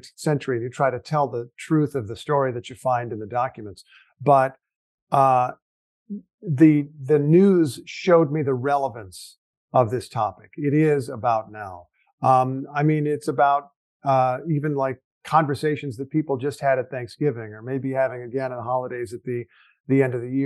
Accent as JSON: {"language": "English", "region": "Indiana", "country": "United States", "tie": "born or raised there", "said": "I grew up in Indiana"}